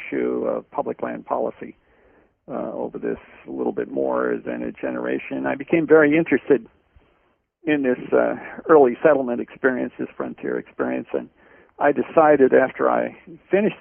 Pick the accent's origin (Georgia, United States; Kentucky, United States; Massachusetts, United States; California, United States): Massachusetts, United States; Boston; moved away as an adult; also born or lived in Cambridge, Massachusetts; I was born in Cambridge, Massachusetts, and grew up, by and large, in the Boston area, and went to school there